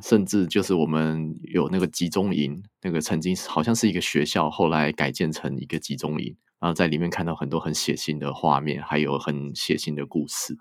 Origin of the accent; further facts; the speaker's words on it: Taiwan; 我们台湾人对于红色高棉应该是理解的没有很多啦